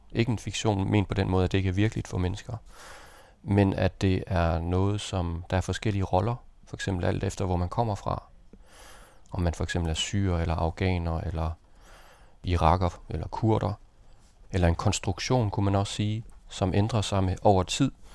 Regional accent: Denmark; jeg var dansker

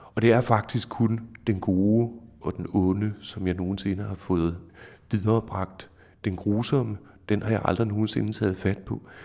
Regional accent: Denmark; vi som danskere

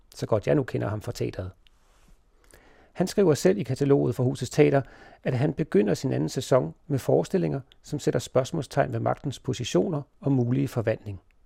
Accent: Denmark; vi som danskere

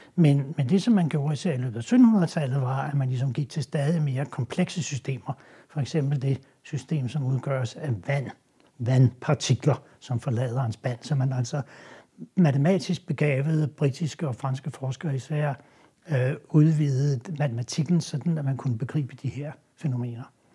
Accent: Denmark; vi er jo stolte som danskere

